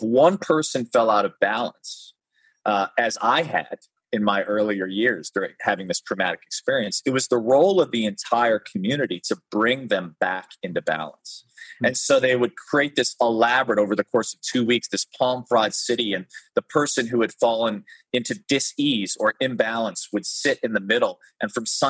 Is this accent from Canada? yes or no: no; Chicago, Illinois, United States; I grew up in Chicago